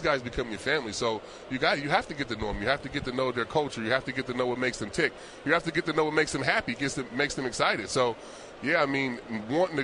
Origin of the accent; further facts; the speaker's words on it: Vallejo, California, United States; moved away as an adult; also born or lived in Cleveland, Ohio; I grew up in California